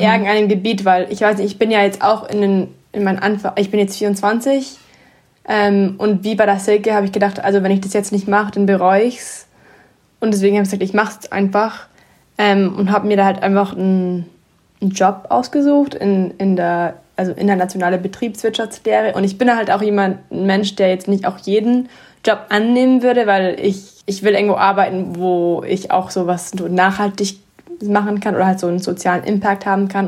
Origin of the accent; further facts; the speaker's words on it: Atlanta, Georgia, United States; moved away as an adult; also born or lived in Athens, Georgia; now in Munich, Germany; ich bin eigentlich in Atlanta geboren und auch da aufgewachsen